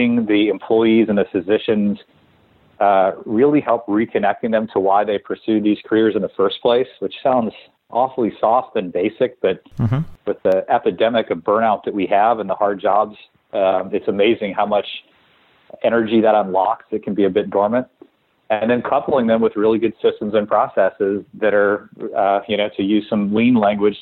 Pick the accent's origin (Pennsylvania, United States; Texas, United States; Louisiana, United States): Louisiana, United States; New Orleans; I grew up in New Orleans